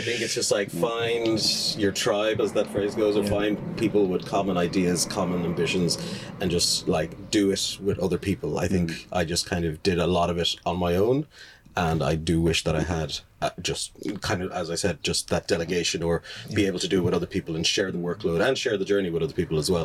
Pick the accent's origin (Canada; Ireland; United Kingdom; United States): Ireland; Limerick, Munster; also born or lived in Dublin; I was born in Dublin, but I've grown up my whole life in Limerick